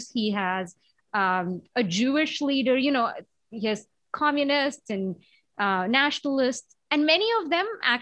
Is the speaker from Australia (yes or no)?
no; India; moved away; When I was growing up in India, I mean, school was such a carceral, like such a disciplinary, you know, place